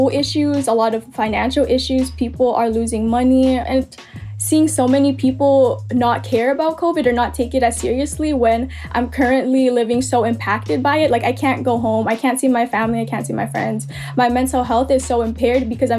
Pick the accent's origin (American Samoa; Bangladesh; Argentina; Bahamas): American Samoa; moved away; I'm Filipina ethnically. But because I grew up in American Samoa